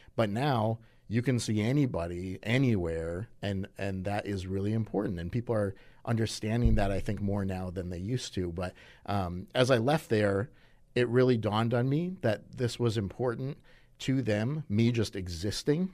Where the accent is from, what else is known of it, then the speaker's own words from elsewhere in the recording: Madison, Wisconsin, United States; I was born in Madison